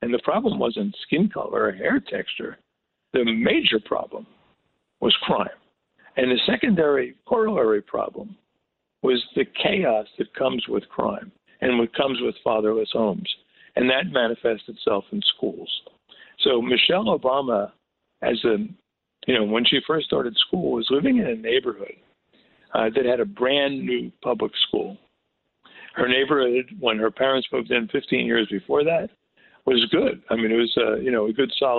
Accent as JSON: {"language": "English", "town": "Newark", "region": "New Jersey", "country": "United States", "tie": "born or raised there", "said": "I grew up in Newark."}